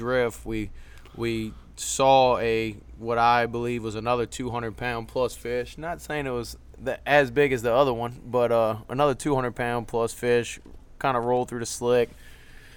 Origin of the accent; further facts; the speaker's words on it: Metairie, Louisiana, United States; I'm from Metairie, Louisiana.